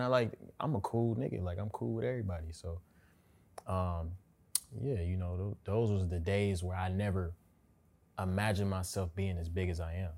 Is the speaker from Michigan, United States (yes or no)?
yes; Pontiac, Michigan, United States; moved away as an adult; now in Los Angeles, United States; I'm from Pontiac